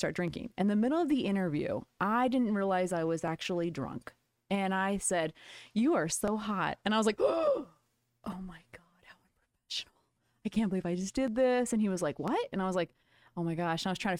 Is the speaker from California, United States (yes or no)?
yes; California, United States; That was my name because Callie was taken and I'm from California.